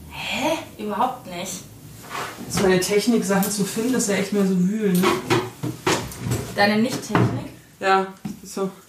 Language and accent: German; France; Ja, aber als Französin kann